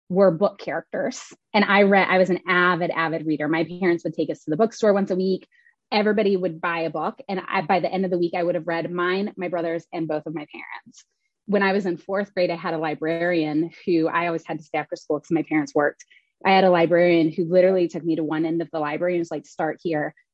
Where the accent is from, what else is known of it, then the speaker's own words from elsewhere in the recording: Oklahoma, United States; also born or lived in Kentucky, United States; now in Richmond, United States; I was born in Kentucky. I grew up in Oklahoma. I live in Richmond, Virginia right now. It's my 19th city and third country.